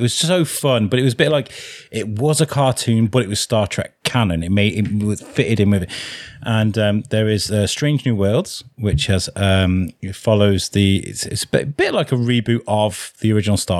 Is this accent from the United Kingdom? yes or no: yes; Wrexham, Wales, United Kingdom; moved away; also born or lived in Shrewsbury; I'm not from Wrexham. I just grew up there